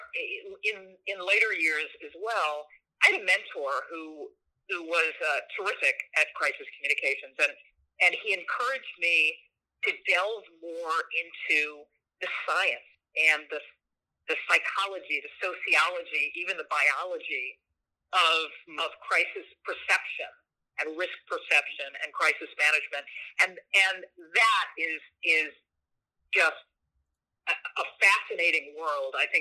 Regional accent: St. Louis, Missouri, United States; moved away; my hometown of St. Louis

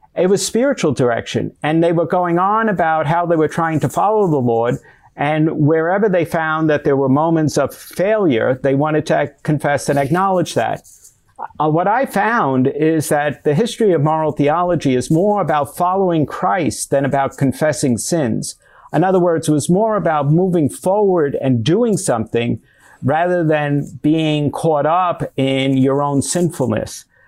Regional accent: United States; also born or lived in Rome, Italy; I, as an American

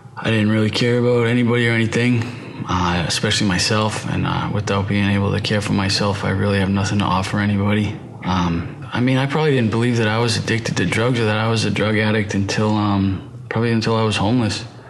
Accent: right outside of Boston, Massachusetts, United States; I'm from the East Coast, from Massachusetts, right outside of Boston

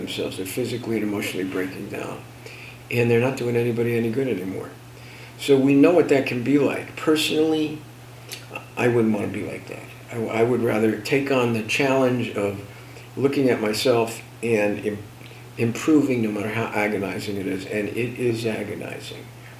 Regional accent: New Jersey, United States; I'm from Jersey

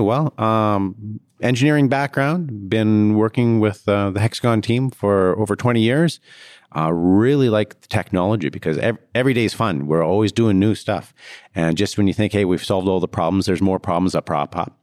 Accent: Canada; I'm Canadian.

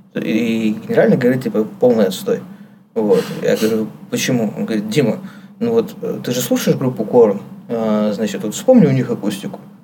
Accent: Kirov, Kirov Oblast, Russia; moved away; я из Кирова, Кировская область, Вятка

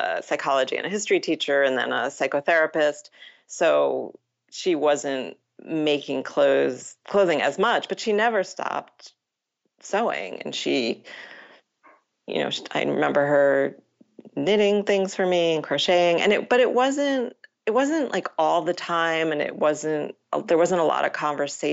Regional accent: Matawan, New Jersey, United States; I grew up in Mattawa, New Jersey

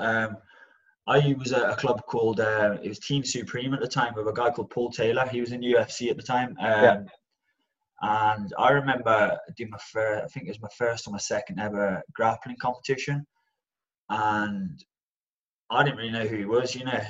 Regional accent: Birmingham, West Midlands, United Kingdom; also born or lived in Stafford; I grew up around Birmingham, so I was born in a place called Stafford, and I just grew up on the outskirts of Birmingham

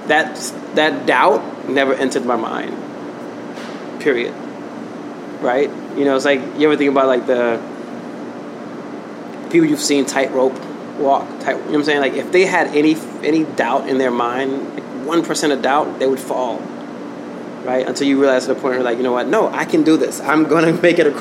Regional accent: New York City, New York, United States; I was born in Brooklyn

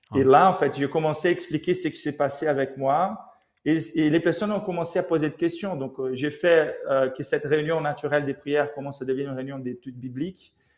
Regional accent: Rio de Janeiro, Brazil; now in Paris, France; je suis né à Rio, donc au Brésil

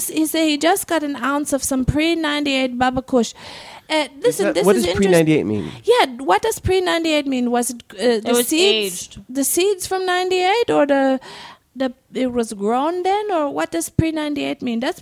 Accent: Germany; moved away

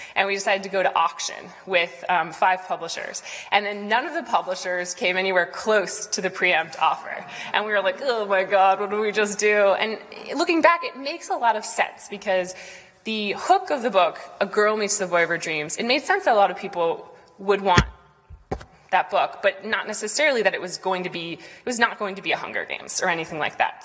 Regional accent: Boston, Massachusetts, United States; elements of Boston, of growing up here

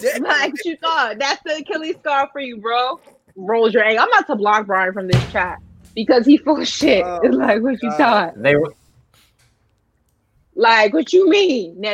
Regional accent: New York, United States; I'm from New York.

